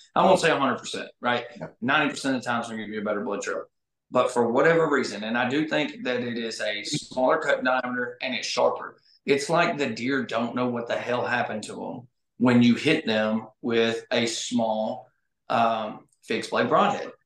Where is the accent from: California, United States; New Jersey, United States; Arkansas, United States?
Arkansas, United States; I grew up here in Arkansas hunting pine thickets with a seven mag over corn